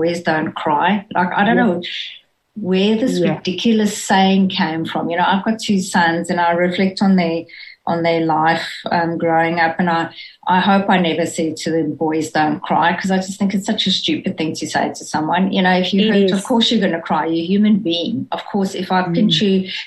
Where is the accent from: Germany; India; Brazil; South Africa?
South Africa; moved away as an adult; now in Australia; opportunities that we would never have had in South Africa. So, yes, I know I don't sound Australian